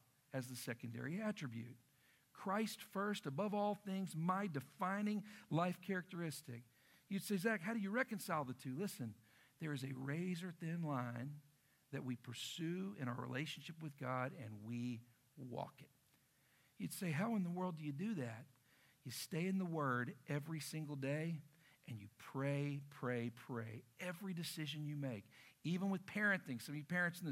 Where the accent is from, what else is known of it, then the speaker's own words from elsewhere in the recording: Lubbock, Texas, United States; moved away; also born or lived in Oklahoma; I grew up in Lubbock, Texas